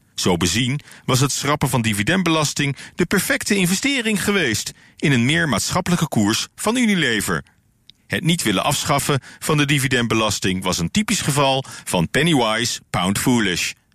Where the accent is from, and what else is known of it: Netherlands